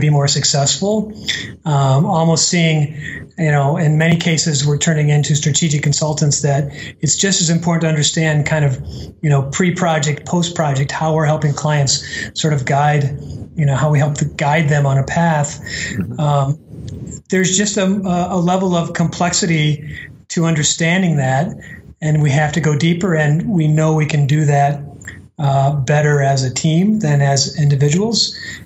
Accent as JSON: {"language": "English", "region": "Midwest", "country": "United States", "said": "I'm from the Midwest"}